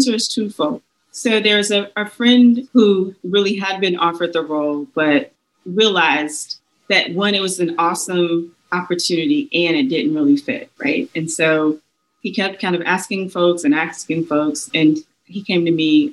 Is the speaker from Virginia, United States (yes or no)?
no; South Carolina, United States; now in Charlotte, United States; I'm from South Carolina